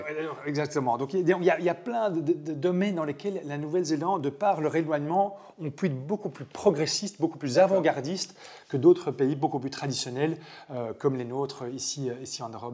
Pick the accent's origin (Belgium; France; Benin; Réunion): Belgium; moved away as an adult; now in New Zealand; Je suis belge et mon sang est blanc, bleu, rouge